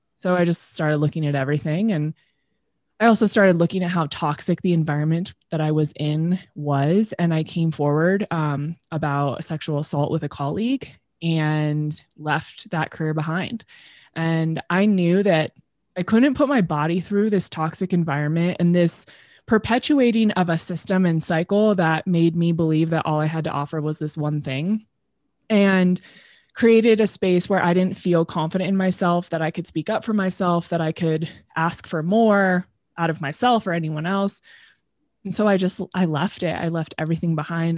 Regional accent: Temecula, California, United States; also born or lived in Los Angeles; I grew up in Temecula, which is in Southern California

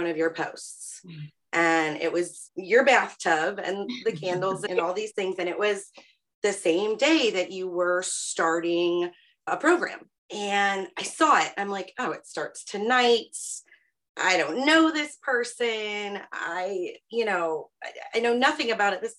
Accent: Aurora, Colorado, United States; now in Pittsburgh, United States; I am originally from Aurora, Colorado, born and raised out there, and I currently live in Pittsburgh, Pennsylvania

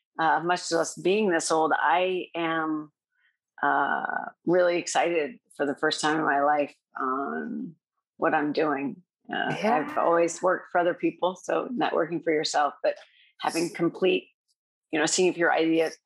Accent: Iowa, United States; also born or lived in Colorado; I'm from Colorado. I spent 4 years there before moving here. And I'm originally from Iowa.

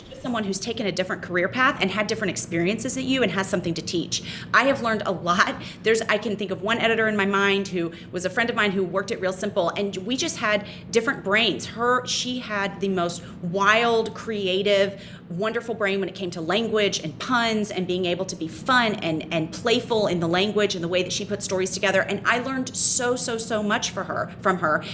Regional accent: Memphis, Tennessee, United States; moved away as an adult; also born or lived in North Carolina; now in New York City, United States; I loved growing up in Memphis

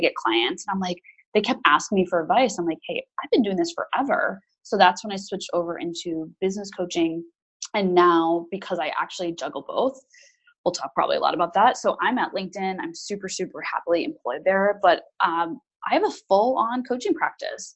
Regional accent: United States; now in London, United Kingdom; I am an American living in London

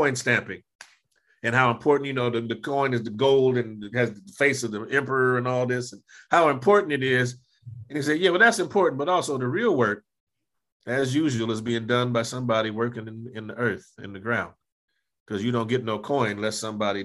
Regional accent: Los Angeles, California, United States; I grew up in Los Angeles, you know, the deep south of Los Angeles

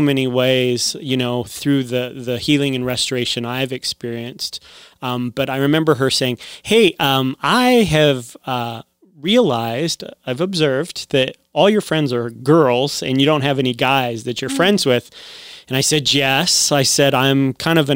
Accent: Southern California, United States; now in Tucson, United States; I grew up in Southern California

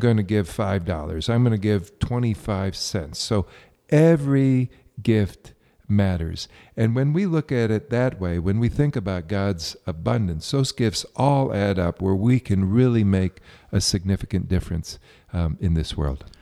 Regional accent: Colorado, United States; I come from Colorado

